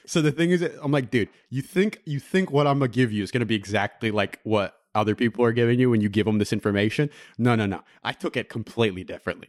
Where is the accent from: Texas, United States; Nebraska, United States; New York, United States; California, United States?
California, United States; Middlefield; I grew up on Middlefield